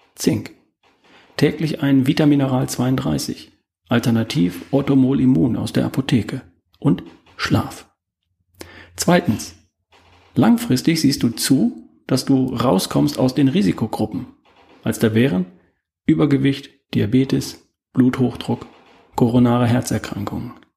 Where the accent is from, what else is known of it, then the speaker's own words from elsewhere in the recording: Germany; Bei uns in Deutschland